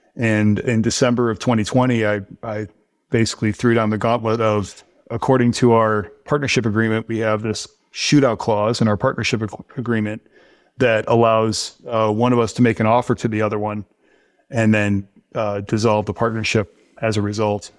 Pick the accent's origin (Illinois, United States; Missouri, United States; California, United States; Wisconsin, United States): Missouri, United States; St. Louis; I grew up in Saint Louis